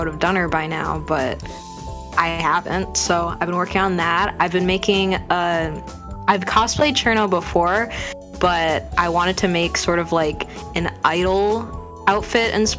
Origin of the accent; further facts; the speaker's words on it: Michigan, United States; I'm from Michigan, which has a lot of lakes around it, the Great Lake State.